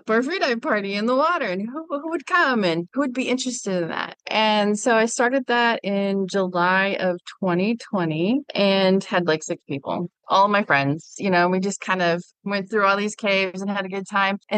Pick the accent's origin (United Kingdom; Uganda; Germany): Germany; I grew up overseas in Germany. My father was in the military, and so we were always landlocked